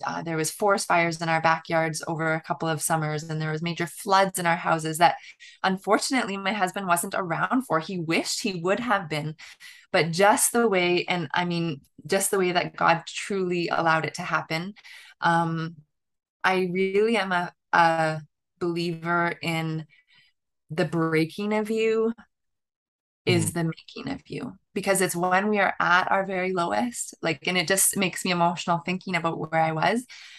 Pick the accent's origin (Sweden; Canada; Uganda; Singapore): Canada; southern Ontario; moved away as an adult; my hometown, actually, in southern Ontario in Canada, right on the Michigan border